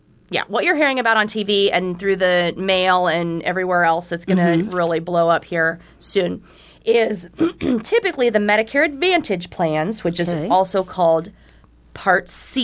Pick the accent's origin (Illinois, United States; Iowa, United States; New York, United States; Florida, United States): Iowa, United States; now in Omaha, United States; I have lived in the Omaha area for 20-ish, 22 years. Didn't come from a far distance. I am originally from Southwest Iowa, so I'm a small town kid.